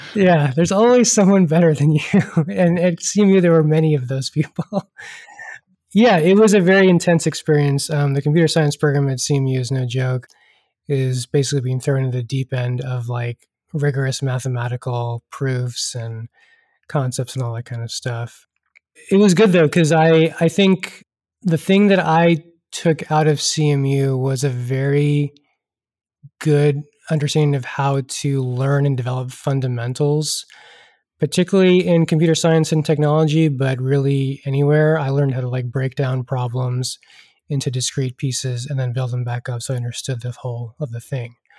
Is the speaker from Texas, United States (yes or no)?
yes; Houston, Texas, United States; also born or lived in Pittsburgh; I am uh, born and raised in Texas, uh, originally from Houston